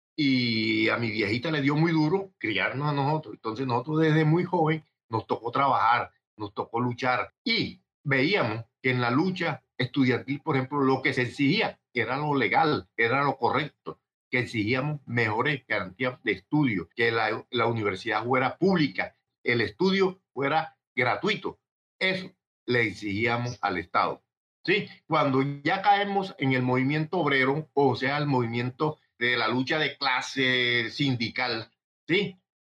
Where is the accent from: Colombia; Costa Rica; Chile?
Colombia; moved away as an adult; habemos mucho que somos exiliados, que venimos de Colombia